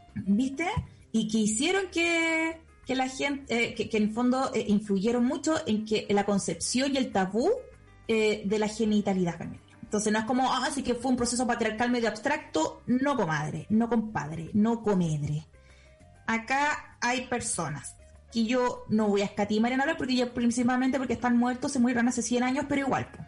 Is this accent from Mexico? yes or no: no; Chile; yo nací en Chile